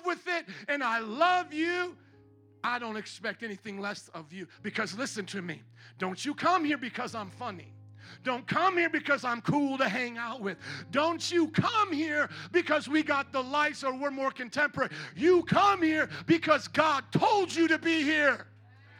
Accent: Fort Wayne, Indiana, United States; moved away as an adult; I was born and raised in Fort Wayne, Indiana

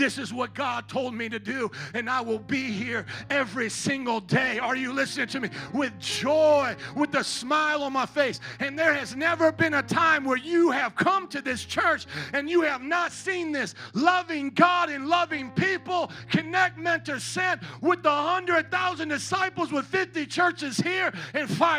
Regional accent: Fort Wayne, Indiana, United States; moved away as an adult; I was born and raised in Fort Wayne, Indiana

